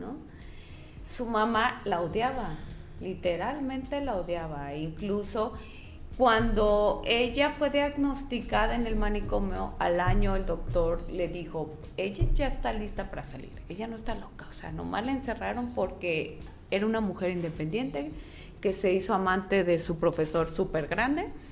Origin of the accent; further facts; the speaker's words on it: Mexico; soy mexicana